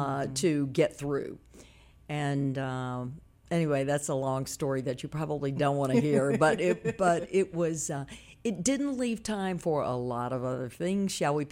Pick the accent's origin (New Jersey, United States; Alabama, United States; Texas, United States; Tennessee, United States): Tennessee, United States; Memphis; I'm from South Memphis.